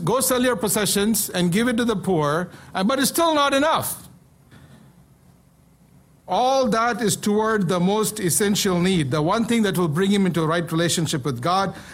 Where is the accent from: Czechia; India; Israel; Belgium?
India; moved away; When I was growing up in India